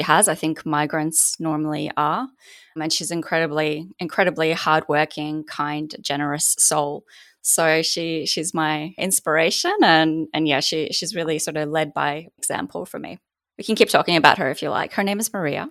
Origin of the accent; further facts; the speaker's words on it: Poland; also born or lived in Australia; now in United States; being raised in Poland myself